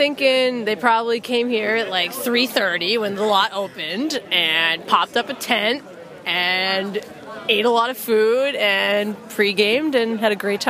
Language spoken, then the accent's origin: English; New York, United States; now in Massachusetts, United States; I'm originally from New York, moved to Mass, went to UMass, and here I am, first … concert.